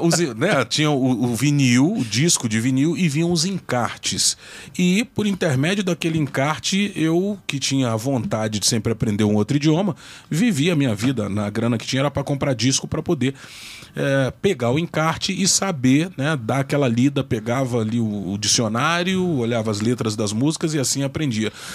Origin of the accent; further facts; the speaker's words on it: Brasília, Federal District, Brazil; sou brasiliense, é, sou um brasiliense clandestino